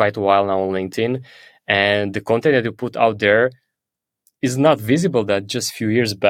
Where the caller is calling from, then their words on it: Bali, Indonesia; I'm calling from Bali and we're literally on the other side of the world.